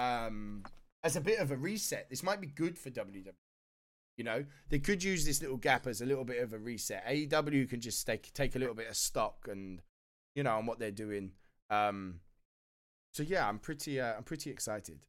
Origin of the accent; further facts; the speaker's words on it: United Kingdom; being British as well